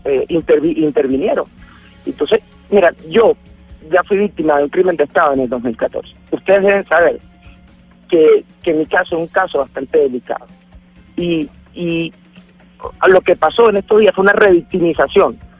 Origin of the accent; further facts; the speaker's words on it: Venezuela; como además venezolano